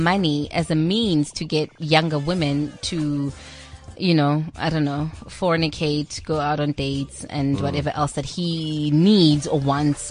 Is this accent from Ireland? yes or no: no; South Africa